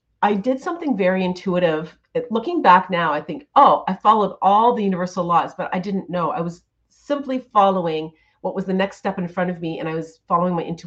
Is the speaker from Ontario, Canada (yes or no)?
yes; Ontario, Canada; I have a studio, a gorgeous studio in my hometown here in Ontario